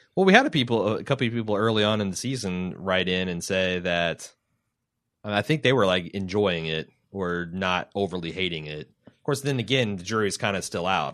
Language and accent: English; Midwest, United States; accent: hick Midwestern